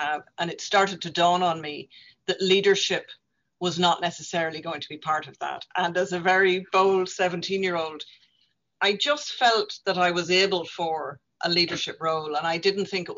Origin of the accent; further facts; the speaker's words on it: Northern Ireland, United Kingdom; moved away as an adult; now in Dublin, Ireland; as a young woman growing up in Northern Ireland